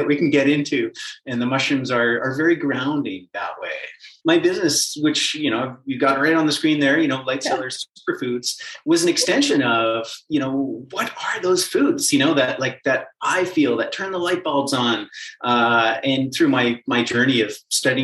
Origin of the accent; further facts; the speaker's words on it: Calgary, Alberta, Canada; I was born and raised in Calgary